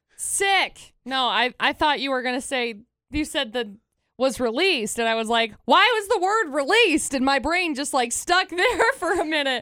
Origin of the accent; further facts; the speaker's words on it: Utah, United States; we live in Utah.